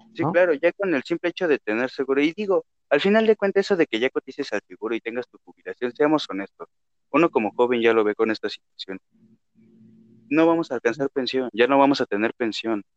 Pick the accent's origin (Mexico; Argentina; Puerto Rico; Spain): Mexico